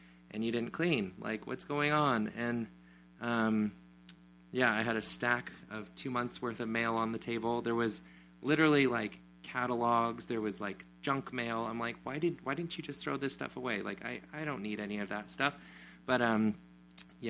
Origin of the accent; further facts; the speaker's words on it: Oregon, United States; I'm from Oregon